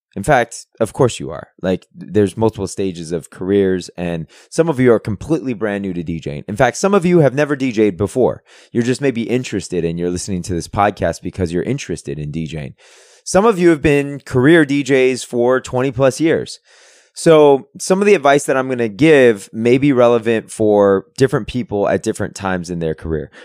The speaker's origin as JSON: {"language": "English", "town": "San Francisco", "region": "California", "country": "United States", "tie": "born or raised there", "moved": "yes", "said": "I'm originally from San Francisco."}